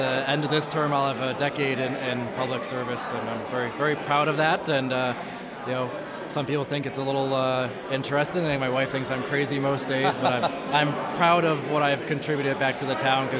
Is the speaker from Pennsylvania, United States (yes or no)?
no; Danbury, Connecticut, United States; having been born and raised in Danbury